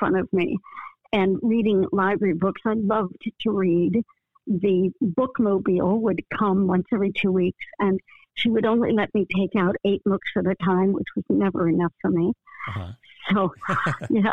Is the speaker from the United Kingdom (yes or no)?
no; Falls Church, Virginia, United States; also born or lived in Washington, D.C.; now in Detroit, United States; I grew up in a town that was just like 7 miles outside of D.C. called Falls Church, Virginia